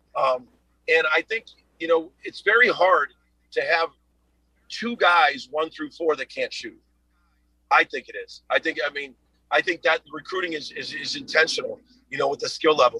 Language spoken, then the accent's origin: English; Chicago, Illinois, United States; moved away; I'm from Chicago